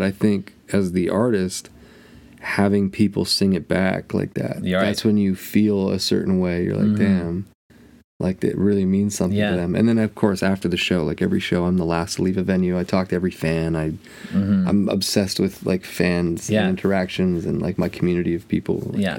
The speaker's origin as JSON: {"language": "English", "country": "Ireland", "said": "I'm so Irish, I don't spend any money on myself."}